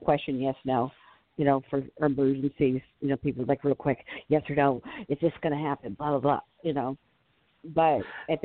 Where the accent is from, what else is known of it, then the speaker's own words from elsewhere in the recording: Florida, United States; growing up in Florida